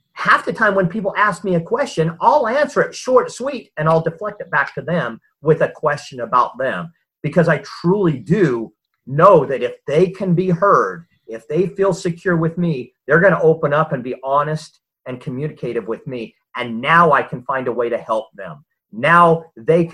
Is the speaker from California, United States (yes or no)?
yes; Southern California, United States; moved away as an adult; now in Utah, United States; I grew up in Southern California as a Southern California beach boy. I've since been transplanted to Utah and lived here most of my life